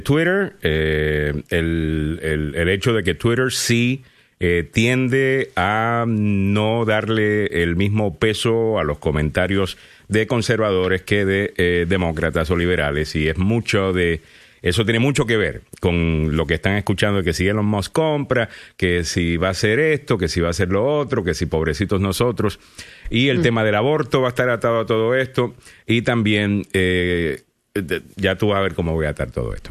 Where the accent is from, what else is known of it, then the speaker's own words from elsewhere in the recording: Cayey, Puerto Rico; Calley, que es de donde soy yo.